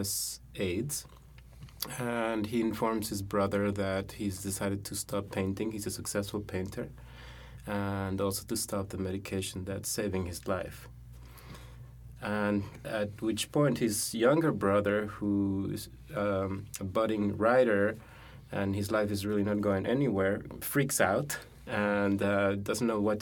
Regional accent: Mexico City, Mexico; also born or lived in San Francisco; now in New York, United States; I'm from Mexico City

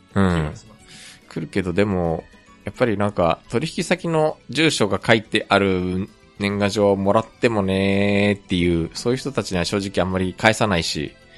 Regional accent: Japan; also born or lived in South Korea; 日本生まれ、えー、韓国在住経験あり

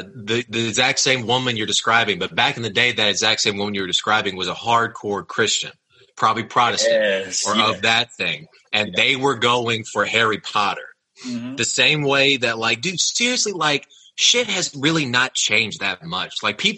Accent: Austria; I'm an import from fucking Austria.

